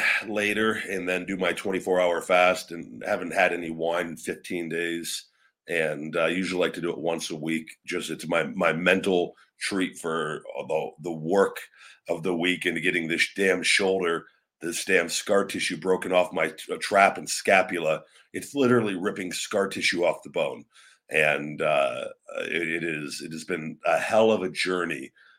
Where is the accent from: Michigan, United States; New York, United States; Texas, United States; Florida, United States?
New York, United States; Envious as a New Yorker, seeing those kids celebrate made me tear up, not going to lie.